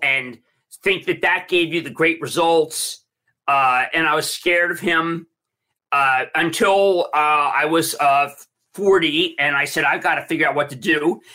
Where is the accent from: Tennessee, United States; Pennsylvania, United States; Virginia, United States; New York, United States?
Pennsylvania, United States; Philadelphia; I'm from Philly